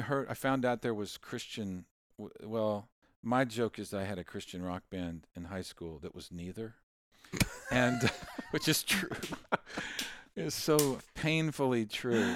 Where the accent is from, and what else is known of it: Pittsburg, United States; born or raised there; now in Nashville, United States